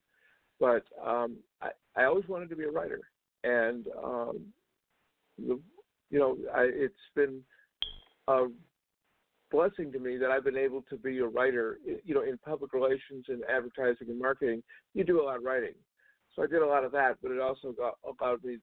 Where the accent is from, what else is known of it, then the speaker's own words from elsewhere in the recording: Georgia, United States; moved away as an adult; also born or lived in Cleveland, Ohio / Illinois; now in Las Vegas, United States; the whole family moved down to Georgia, and that's where I grew up.